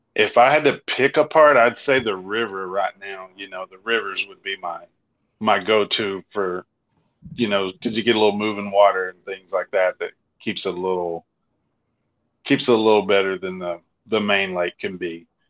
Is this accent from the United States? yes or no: yes; Arkansas, United States; I'm from Arkansas.